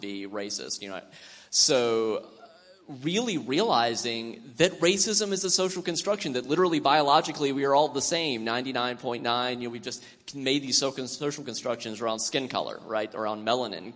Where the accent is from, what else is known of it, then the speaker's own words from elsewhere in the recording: South Carolina, United States; I was raised in South Carolina, and I heard some pretty racist stuff growing up